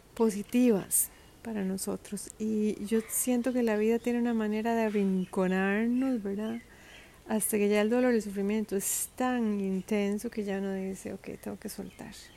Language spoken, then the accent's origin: Spanish; Costa Rica; moved away; Costa Rica, que es un país donde yo nací